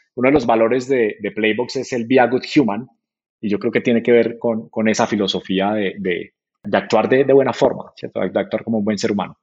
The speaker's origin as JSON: {"language": "Spanish", "town": "Manizales", "region": "Caldas", "country": "Colombia", "also_born_or_lived": "Santiago, Chile / Silicon Valley", "moved": "as an adult", "said": "soy de Colombia, estoy en Silicon Valley por, por tres, cuatro meses"}